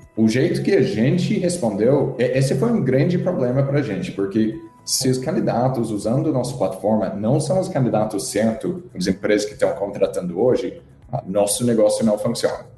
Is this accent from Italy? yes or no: no; Australia; Portuguese is a second language; moved away as an adult; also born or lived in England; now in Brazil; eu sou da Austrália originalmente